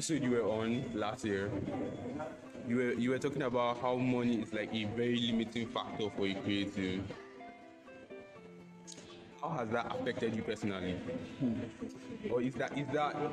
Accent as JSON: {"language": "English", "country": "Nigeria", "said": "as a Nigerian myself"}